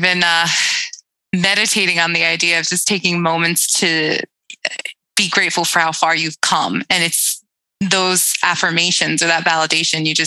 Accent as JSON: {"language": "English", "town": "Brentwood", "region": "New York", "country": "United States", "tie": "born or raised there", "said": "I grew up on Long Island"}